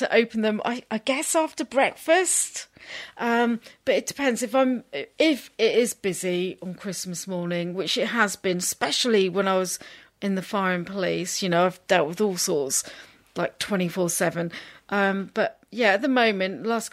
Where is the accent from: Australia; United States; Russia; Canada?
Canada; now in Petersfield, United Kingdom; I'm Canadian